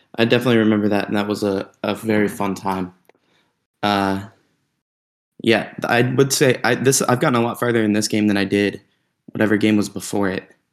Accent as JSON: {"language": "English", "region": "North Georgia", "country": "United States", "tie": "born or raised there", "moved": "as an adult", "said": "we grew up in North Georgia, not the best little town"}